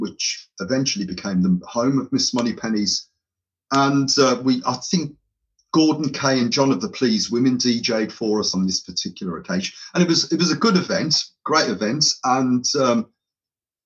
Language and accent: English; Birmingham, West Midlands, United Kingdom; accent: tinge of Irish with Birmingham; My accent is probably a little bit of a tinge of Irish with Birmingham intermingled.